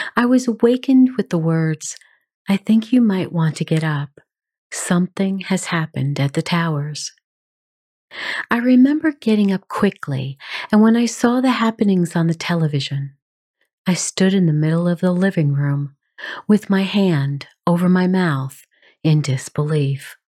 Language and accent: English; New York City, New York, United States; I grew up in New York City, and I have a great affinity for that city